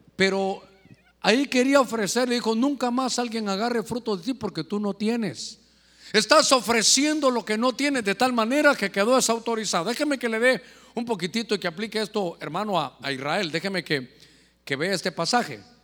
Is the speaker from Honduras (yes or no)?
yes; Honduras; nosotros como hondureños de invierno